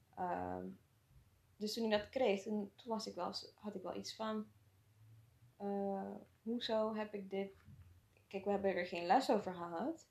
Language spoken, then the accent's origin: Dutch; Suriname; moved away as an adult; now in Netherlands; ik ben in Suriname opgegroeid